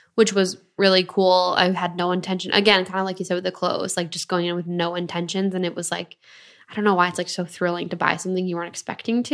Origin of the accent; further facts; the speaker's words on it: near Detroit, Michigan, United States; I grew up in Michigan. I grew up so close to Detroit